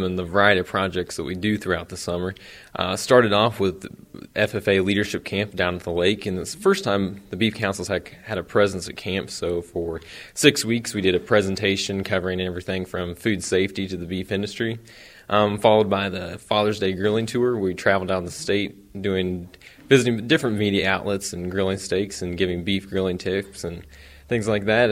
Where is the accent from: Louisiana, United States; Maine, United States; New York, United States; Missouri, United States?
Missouri, United States; Eagleville; Small town, but raised on a beef